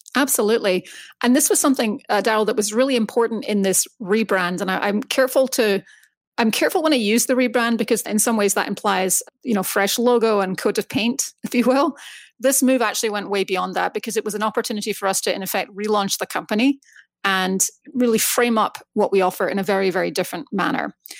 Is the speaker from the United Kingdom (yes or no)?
yes; Scotland, United Kingdom; moved away as an adult; now in United States; I grew up in Scotland, moved to the States basically to kick off my career